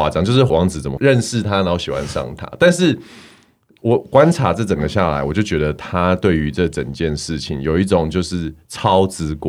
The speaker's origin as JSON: {"language": "Chinese", "country": "Canada", "said": "然后身为加拿大人，我非常"}